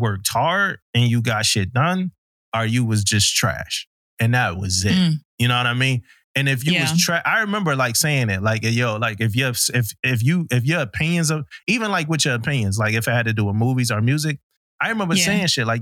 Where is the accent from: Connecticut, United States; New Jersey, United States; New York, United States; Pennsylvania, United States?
Pennsylvania, United States; Philadelphia; moved away as an adult; also born or lived in Florida; I'm from Philly